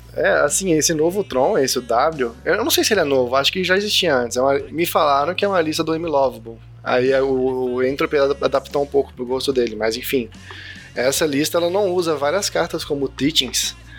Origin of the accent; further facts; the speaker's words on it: Brasília, Federal District, Brazil; sou de Brasília